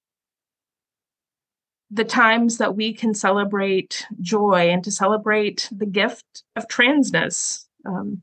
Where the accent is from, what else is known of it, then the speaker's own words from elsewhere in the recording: the South, United States; as a girl growing up in the Southern Baptist Church, there were plenty of things I could do and couldn't do. And I lived in the South